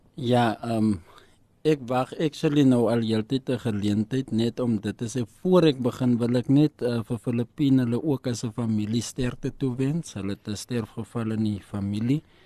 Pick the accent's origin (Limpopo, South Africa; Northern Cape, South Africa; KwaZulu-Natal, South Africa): Northern Cape, South Africa; Kenhardt; moved away; Ek is oorspronklik van Kenhardt, 'n klein dorpie daar in die Noord-Kaap, Stofstraatjie